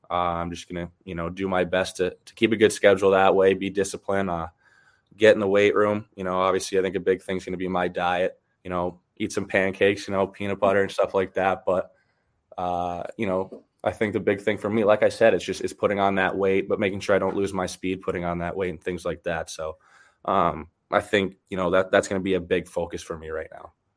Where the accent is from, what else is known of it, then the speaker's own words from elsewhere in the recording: Michigan, United States; I bounced around a little bit, but um, I did grow up in Michigan. Uh, I got back to Michigan. My dad retired when I was 12, and then all the way up, I grew up in Michigan. So that's that's home for me.